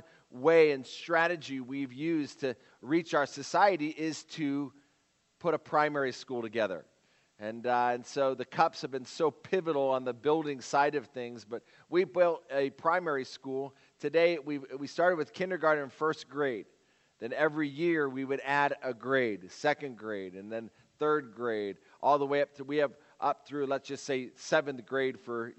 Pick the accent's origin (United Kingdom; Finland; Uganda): Uganda; when someone asked me where I was from, I would never tell them Kuba Mitwe. I tell them I'm from Entebbe, and Entebbe is like the airport, you know, and I'm from this place.